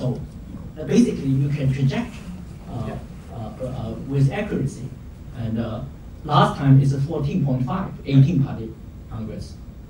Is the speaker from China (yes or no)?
yes; China; It's not like the time when I grew up in China.